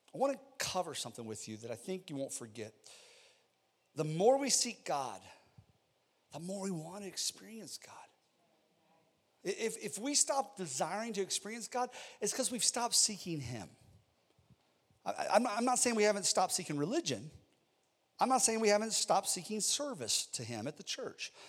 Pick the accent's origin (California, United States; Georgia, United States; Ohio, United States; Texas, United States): Ohio, United States; I'm from Ohio, and we had steel plants where I, I grew up